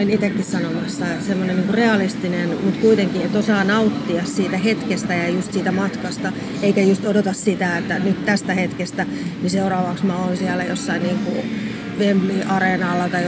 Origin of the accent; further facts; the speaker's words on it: Ostrobothnia, Finland; now in Tampere, Finland; Tampere on, kun tosiaan tuolta Pohjanmaalta tullut tänne, niin Tampere on ainakin mulle semmoinen tosi iso kulttuurillinen keskittymä